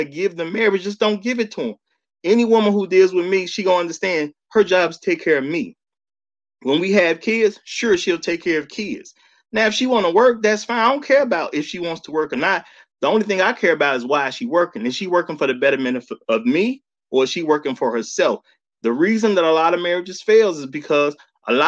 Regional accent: Chicago, Illinois, United States; as a man who grew up in Chicago

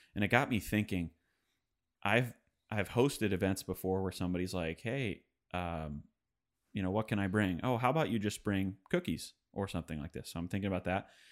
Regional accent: suburb of Detroit, Michigan, United States; moved away; I'm from Detroit, which, it's a suburb of Detroit. It's twenty miles west.

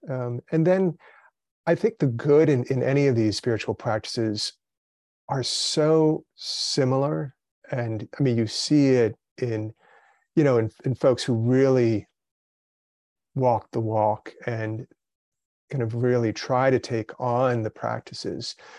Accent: Brazil; I was born in Brazil, but raised, you know, in the, in the kind of Western mindset, uh, in my family

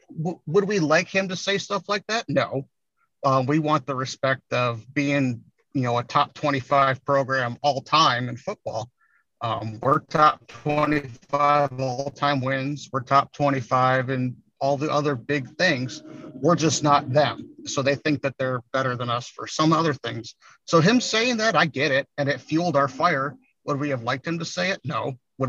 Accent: Texas, United States; So, you know, I grew up in Texas, so I was a Texas fan for the longest time.

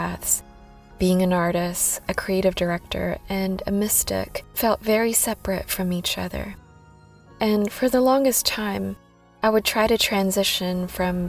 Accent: Manila, Metro Manila, Philippines; accent: slightly American / Filipino; moved away as an adult; also born or lived in Whanganui, New Zealand; now in Auckland, New Zealand; I was born and raised in Manila, Philippines, and then immigrated here to New Zealand 15 years ago.

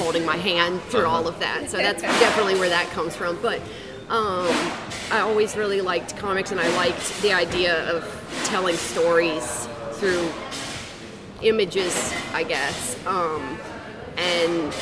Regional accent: West Virginia, United States; now in Savannah, United States; I'm from West Virginia

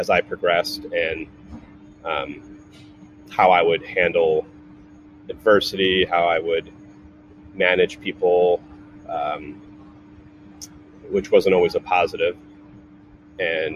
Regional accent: Cleveland, Ohio, United States; also born or lived in Atlanta, Georgia; now in California, United States; I was born in Cleveland, Ohio, you know, in the Midwest and, you know, lower middle class suburb.

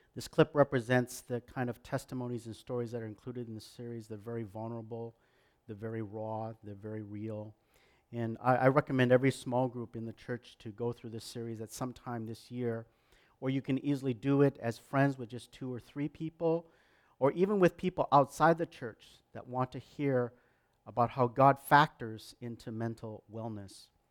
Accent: Canada; I'm proud as a Canadian

